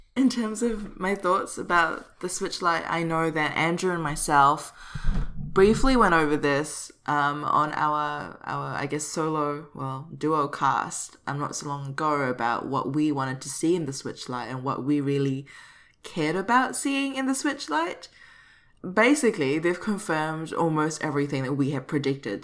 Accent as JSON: {"language": "English", "country": "Singapore", "said": "repping um, my home country"}